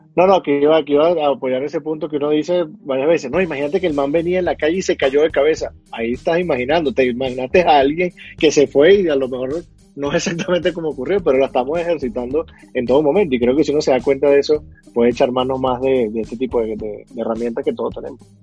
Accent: Venezuela; moved away as an adult; now in Bogotá, Colombia; yo que soy venezolano

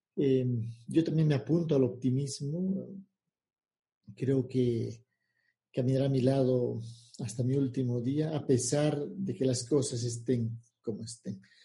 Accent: Bolivia; yo nací en Bolivia

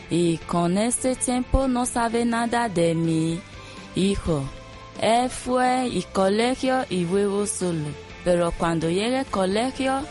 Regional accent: Nigeria; Spanish is a second language; now in Spain; Salí de Nigeria en 2001, llevo España en 2005 y viví en Pala con mi hijo de 10 años

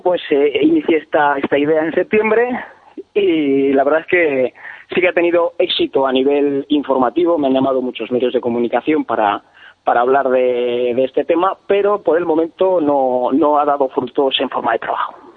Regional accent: Peñafiel, Castile and León, Spain; yo soy de Peñafiel, como os he dicho, que es una es eh, la cuna de la Ribera del Duero

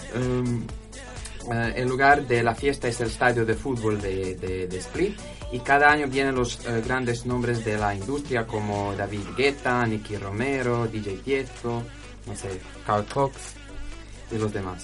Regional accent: Croatia; Spanish is a second language; moved away as an adult; now in Huelva, Spain; en mi país, en Croacia

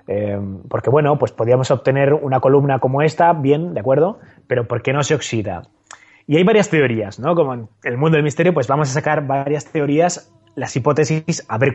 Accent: Zaragoza, Aragon, Spain; Bueno, a ver, hablando de pilares, ya sabes que yo soy de Zaragoza.

